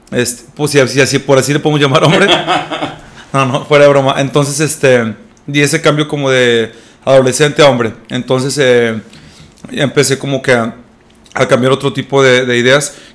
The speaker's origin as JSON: {"language": "Spanish", "town": "Monterrey", "region": "Nuevo León", "country": "Mexico", "tie": "born or raised there", "said": "Mi papá es de Tabasco y mi mamá es de Sonora. Eh, pero bueno, yo soy regio, así que este, aquí nací."}